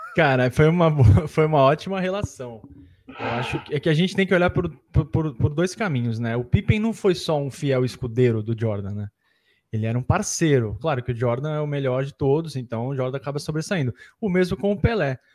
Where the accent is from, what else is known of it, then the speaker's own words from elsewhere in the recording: Santos, São Paulo, Brazil; eu sou de Santos, né? Eu nasci em Santos, eh, meus pais são de Santos.